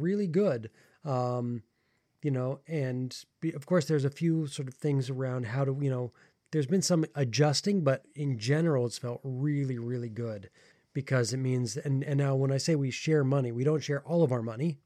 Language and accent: English; United States; I am American